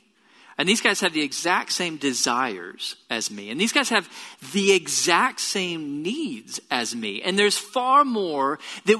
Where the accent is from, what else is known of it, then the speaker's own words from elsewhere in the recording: Tomball, Texas, United States; now in Bryan-College Station, United States; I grew up in Tomball. It's about an hour south of here.